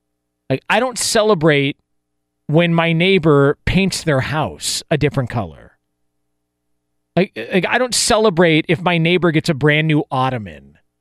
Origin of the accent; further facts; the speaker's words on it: Western United States, United States; I was born and raised in Pac-12 country.